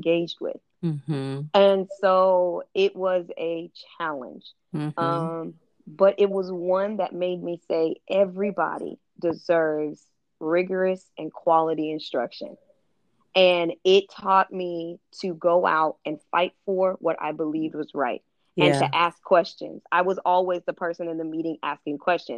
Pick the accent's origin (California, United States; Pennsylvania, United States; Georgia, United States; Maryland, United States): California, United States; I'm from California, and I went to the best of the best schools